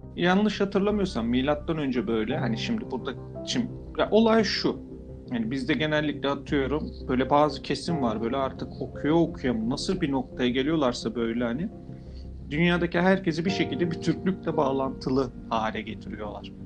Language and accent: Turkish; Turkey; first language Turkish; Ben artık Türk kültürü ve Türk diliyle büyüm, doğmuş, yaşamış, büyümüşüm.